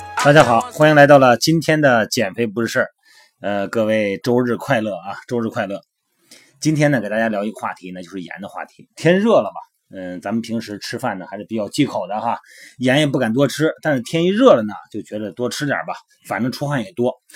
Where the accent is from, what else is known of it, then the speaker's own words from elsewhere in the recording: Shandong, China; 我们老家山东